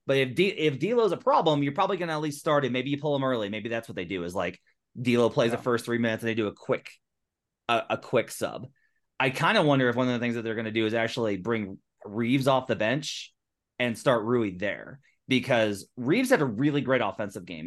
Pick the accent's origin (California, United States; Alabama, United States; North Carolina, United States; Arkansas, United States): Arkansas, United States; I'm I'm also from Arkansas